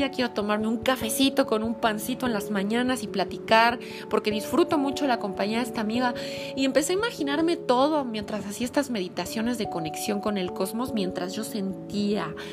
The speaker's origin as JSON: {"language": "Spanish", "region": "Mexico City", "country": "Mexico", "said": "vivo en la Ciudad de México. Y sí soy chilanga, pero mezclo a veces acentos"}